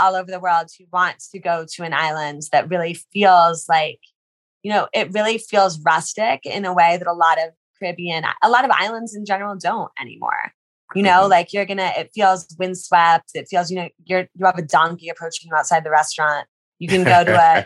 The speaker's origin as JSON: {"language": "English", "country": "United States", "said": "I'm American."}